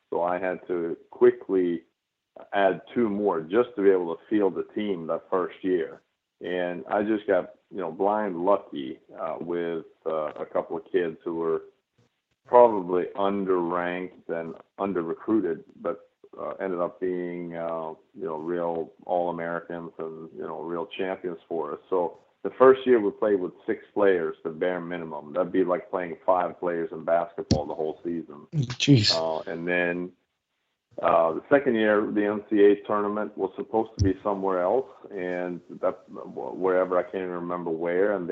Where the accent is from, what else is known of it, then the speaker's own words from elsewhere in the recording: Sweden; moved away as an adult; now in United States; since I came from Sweden to play college tennis at Carolina